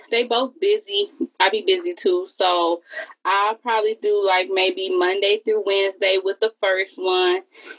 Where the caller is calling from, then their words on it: United States; I'm calling from Livingston County.